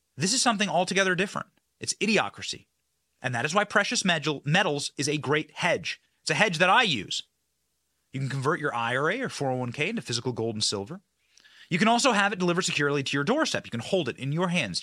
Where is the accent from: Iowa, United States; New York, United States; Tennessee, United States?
Iowa, United States; I'm also from Iowa